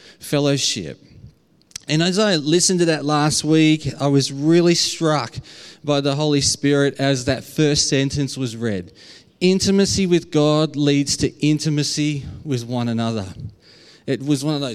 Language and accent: English; Australia; accent: Aussie; my very Aussie accent